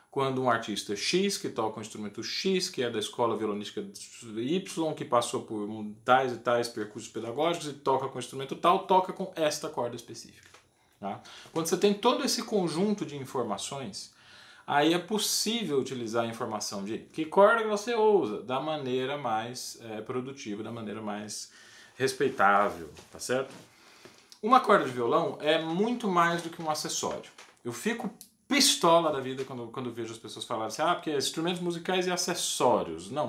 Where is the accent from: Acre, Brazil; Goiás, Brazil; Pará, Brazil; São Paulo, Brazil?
Goiás, Brazil; Eu sou goiano, eu me formei na escola da professora Maria das Graças Almeida de Araújo Lima, a famosa Graça Lima